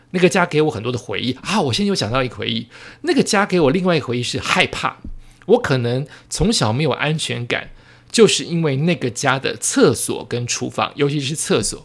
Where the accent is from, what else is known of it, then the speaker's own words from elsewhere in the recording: Taiwan; 我爸爸妈妈原本住眷村，后来过好一点的日子之后，就是不小心生出了我。也许生出我之后的一到三四年，不知道是哪一年，可能他们也不记得了。我们就搬到了我的第一个房子，但是是我爸妈在台湾的第二个房子了